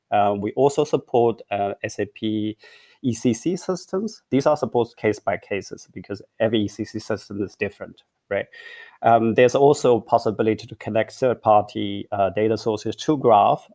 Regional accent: China; moved away as an adult; also born or lived in Beijing / Hong Kong; now in Berlin, Germany; I grew up in China. I went to university in, in Peking and Hong Kong

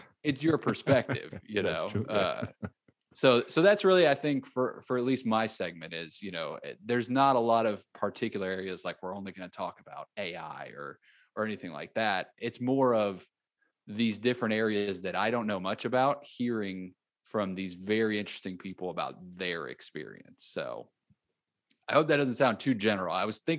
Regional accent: Florida, United States; born there; also born or lived in Texas / Mississippi; I was born in Florida. I moved to Texas and lived there for a while.

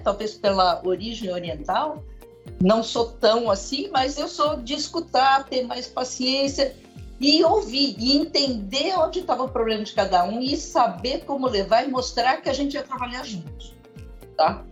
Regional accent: Brazil; sou brasileira com cara de chinesa, porque sou filha de chineses

